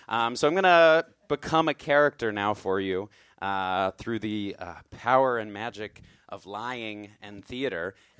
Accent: Roanoke, Virginia, United States; also born or lived in Chicago; now in New York, United States; I'm from Roanoke.

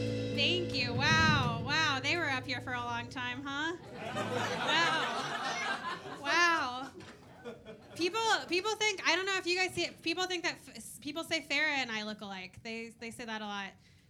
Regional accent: Kentucky, United States; now in New York, United States; I'm originally from Kentucky, which surprises most people when they hear me speak, because when I speak, I sound like a human being. New Yorkers are always thrown off by it.

